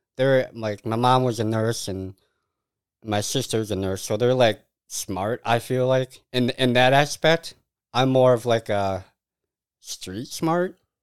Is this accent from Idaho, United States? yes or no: no; Mazomanie, Wisconsin, United States; also born or lived in Madison, Wisconsin; I grew up in Major Manny.